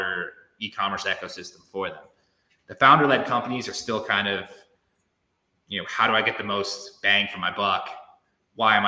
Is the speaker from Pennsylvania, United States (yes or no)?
no; Connecticut, United States; moved away; I'm originally from Connecticut. I don't live there anymore